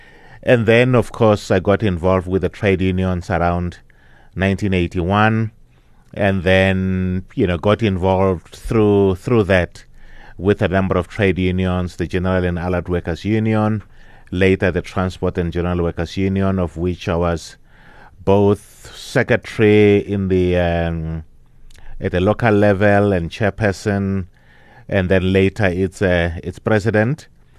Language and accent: English; Olifantshoek, Limpopo, South Africa; now in Johannesburg, South Africa; I grew up in Limpopo, in Olifantshoek. My parents were moved there around 1962. I was born 1958. And then I went to school there and then came to Johannesburg to start working around 1979.